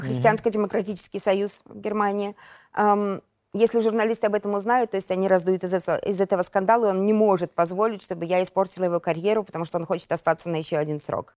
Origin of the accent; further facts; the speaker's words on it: Belarus; moved away as an adult; мы белорусы